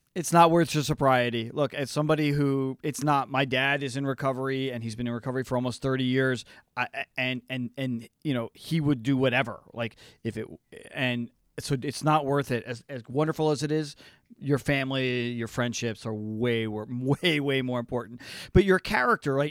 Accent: New Jersey, United States; I grew up in Jersey in the '80s

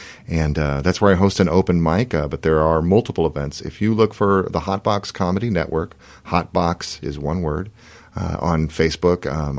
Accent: Portland, Oregon, United States; I'm from here.

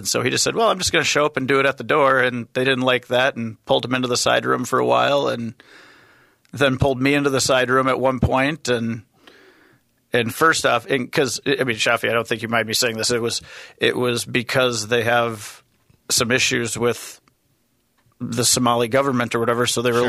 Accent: United States; I'm from the United States.

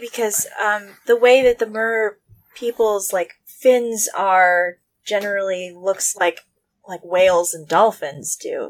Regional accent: Southern California, United States; I grew up in Southern California

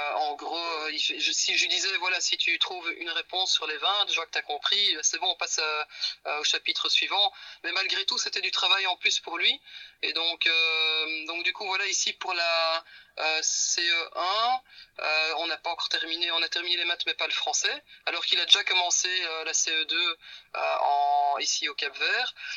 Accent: Belgium; moved away as an adult; on vient de Belgique

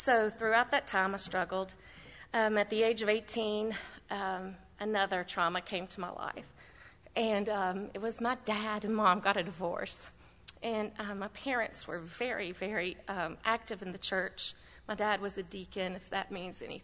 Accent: Bristol, Tennessee, United States; moved away; I'm originally from Bristol, Tennessee

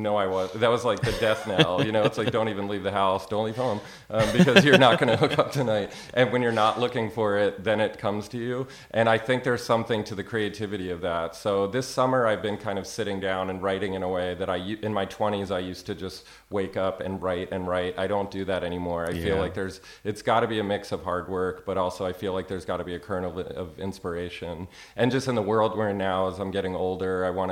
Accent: Maryland, United States; moved away as an adult; also born or lived in New York; now in Austin, United States; I went to college for a year in Florida. I'm from Maryland.

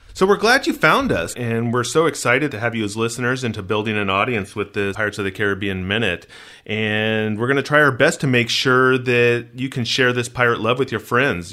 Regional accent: Southern California, United States; I grew up in Southern California and we don't have fireflies

